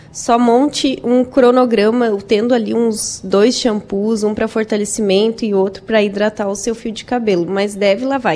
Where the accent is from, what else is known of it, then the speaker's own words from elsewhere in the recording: Araranguá, Santa Catarina, Brazil; eu sou de Araranguá, né? Eu moro lá